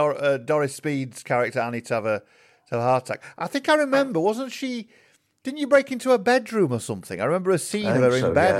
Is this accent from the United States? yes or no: no; Yorkshire and the Humber, United Kingdom; Well, I'm from Yorkshire originally. I grew up in the Doncaster Wakefield area.